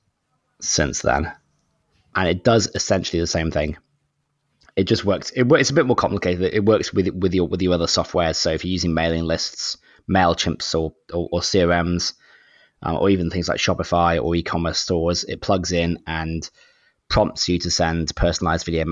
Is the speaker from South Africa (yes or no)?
no; United Kingdom; moved away as an adult; now in Sydney, Australia; I'm actually British, but I live in Sydney, Australia. So I've been here for maybe 11, 12 years